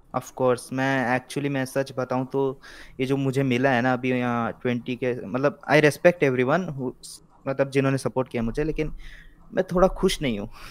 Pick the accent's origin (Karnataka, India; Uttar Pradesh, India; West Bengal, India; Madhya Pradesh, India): Karnataka, India; Mangalore; तो मैं साउथ से हूँ मैं हूँ मैंगलोर से बैंगलोर लग रहा होगा बैंगलोर लग रहा होगा नॉट बैंगलोर इट्स मैंगलोर